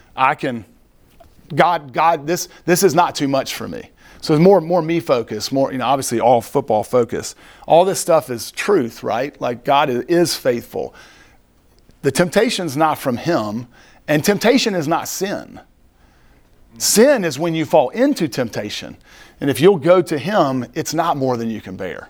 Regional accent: Greenville, United States; I was born and raised in Greenville

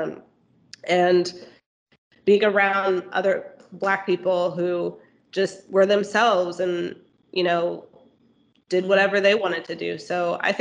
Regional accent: Texas, United States; moved away as an adult; I grew up in Texas

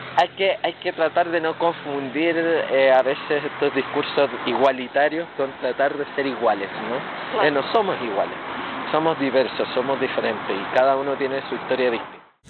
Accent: Chile; soy chileno, mestizo

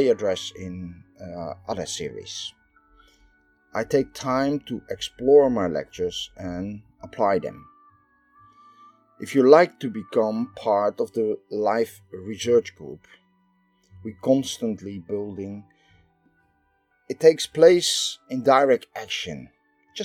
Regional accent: Netherlands; I am from the Netherlands

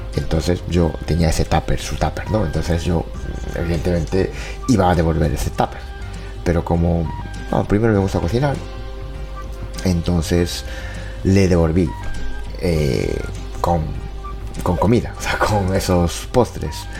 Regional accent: Japan; Spanish is a second language; moved away; soy de Japón

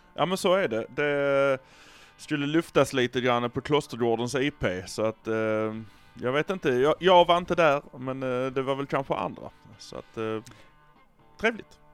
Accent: Malmö, Skåne, Sweden; Vi är från Malmö

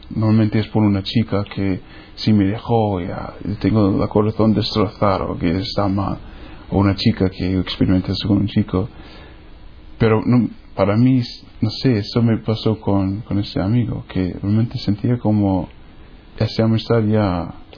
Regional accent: New Hampshire, United States; Spanish is a second language; moved away; soy de los Estados Unidos. New Hampshire está por el norte en un grupo de estados pequeños que se llama Nueva Inglaterra

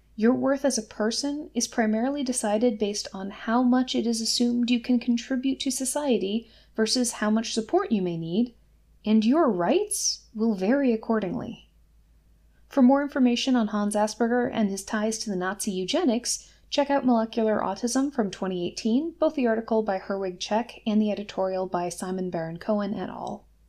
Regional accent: Massachusetts, United States; my home state of Massachusetts

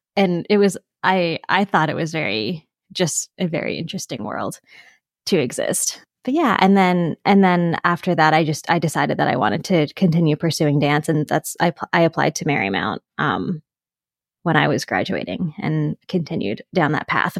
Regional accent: Pickering, Ontario, Canada; I grew up just outside of Toronto, Canada, in a town called Pickering

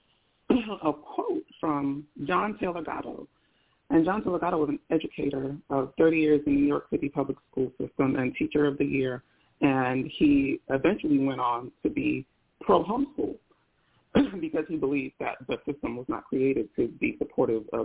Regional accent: Nigeria; first language Igbo; I'm Nigerian

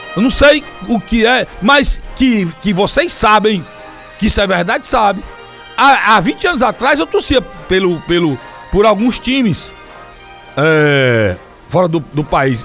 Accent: Ceará, Brazil; also born or lived in Madrid / London; Fortaleza tem o nome da capital do meu estado.

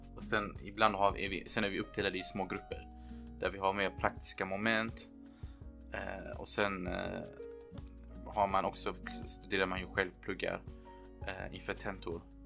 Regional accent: Lund, Skåne, Sweden; also born or lived in Erbil, Iraq; now in Riga, Latvia; Jag kom till Sverige när jag var två år. Vi, vår familj flydde under Saddams tid. Sen dess har jag växt upp i Lund

